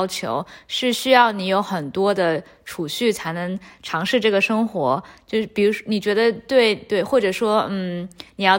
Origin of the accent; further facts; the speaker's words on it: China; 因为我觉得我也很想过这个生活，但作为中国人的话，签证是一个非常大的障碍。我们去所有的国家基本上都需要申请签证。